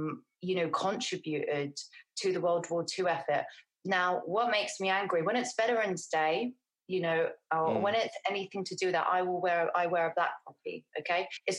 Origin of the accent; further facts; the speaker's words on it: Mississippi, United States; And I wonder, has anything really changed from when I grew up in Mississippi?